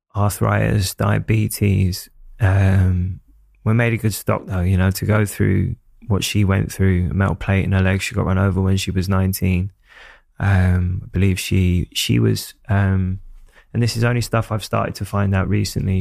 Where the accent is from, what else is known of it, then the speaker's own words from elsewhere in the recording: London, United Kingdom; growing up in Hackney